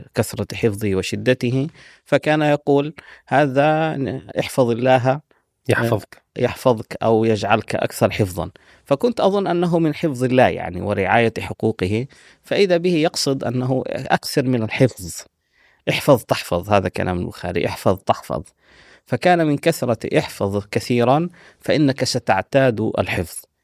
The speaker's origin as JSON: {"language": "Arabic", "town": "Medina", "region": "Medina Province", "country": "Saudi Arabia", "tie": "born or raised there", "also_born_or_lived": "Syria / Sudan", "moved": "yes", "said": "وصلت إلى المدينة المنورة مع أسرتي آه، كنت في الصف السادس"}